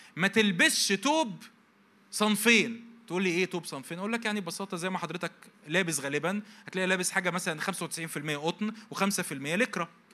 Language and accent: Arabic; Egypt; عندنا في مصر